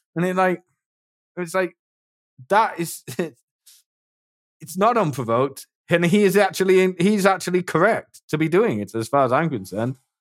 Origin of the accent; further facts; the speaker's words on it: England, United Kingdom; accent: British; I'm English